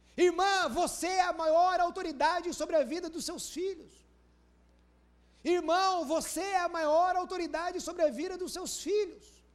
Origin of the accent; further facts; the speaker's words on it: Brazil; Eu sou do Brasil